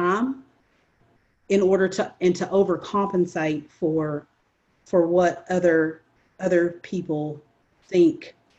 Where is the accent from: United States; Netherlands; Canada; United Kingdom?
United States; Appalachia / Eastern Kentucky